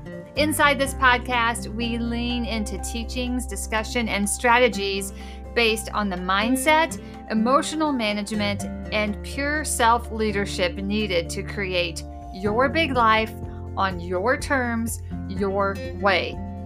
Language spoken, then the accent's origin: English; Illinois, United States; also born or lived in Carbondale, Illinois; So I was born in Carbondale, Illinois, and raised in Southern Illinois.